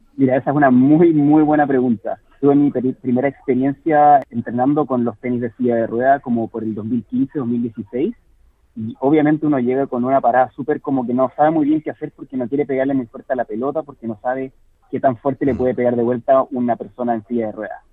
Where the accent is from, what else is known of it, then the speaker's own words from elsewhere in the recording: Chile; moved away as an adult; also born or lived in Sydney, Australia / New South Wales, Australia; now in Australia; yo jugaba tenis en Chile antes de venirme acá a vivir a Australia